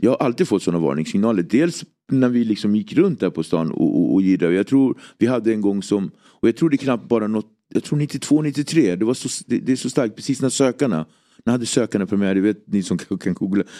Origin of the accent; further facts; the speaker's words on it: Nacka, Stockholm County, Sweden; also born or lived in Cape Verde; Jag är uppväxt i Nacka, en väldigt eh, idyllisk förort